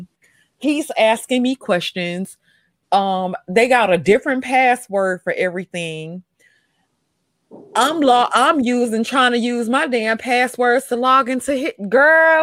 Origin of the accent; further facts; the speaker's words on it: Mississippi, United States; I'm from Mississippi, girl, where we got that real red listen, clay.